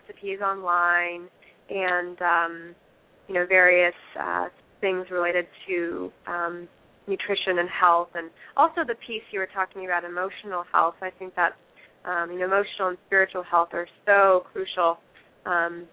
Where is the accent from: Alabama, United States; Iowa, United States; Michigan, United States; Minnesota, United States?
Iowa, United States; Fairfield; moved away as an adult; also born or lived in Los Angeles, California; I grew up here in Fairfield, and then in 2004, I moved to Los Angeles.